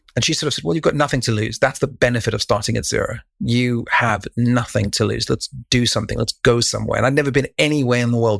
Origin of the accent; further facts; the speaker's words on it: Cape Town, Western Cape, South Africa; moved away; also born or lived in Taiwan / Thailand; when I was a kid, I grew up in Cape Town, South Africa, in a place called Rugby